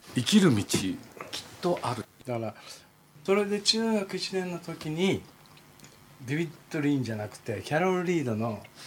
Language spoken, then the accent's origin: Japanese; Nakano, Tokyo, Japan; also born or lived in Chiba; 僕は今住んでる中野区が生まれ育ったところで